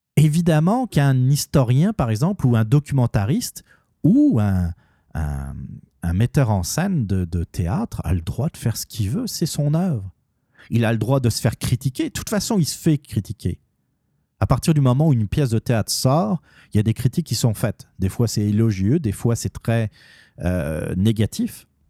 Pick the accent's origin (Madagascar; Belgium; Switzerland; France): France; Normandy; je suis normand